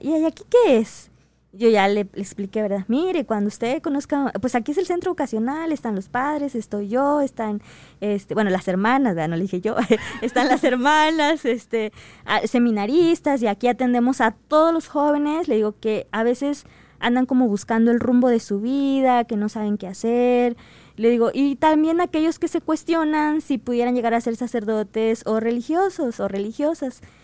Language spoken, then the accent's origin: Spanish; Chiapas, Mexico; moved away; yo soy del estado de Chiapas